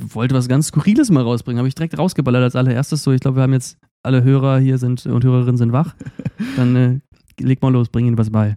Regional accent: Eifel, Germany; wir kommen aber auch aus der Eifel

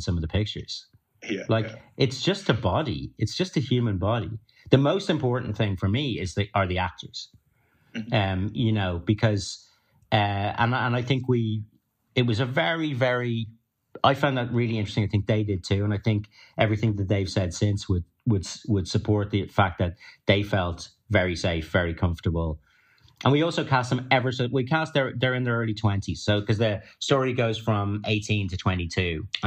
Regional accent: Ireland; being Irish and having that background

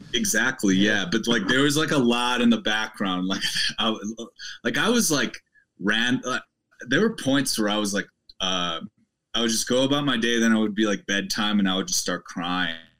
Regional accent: Midwest, United States; moved away as an adult; also born or lived in Boulder, Colorado; I'm from the Midwest

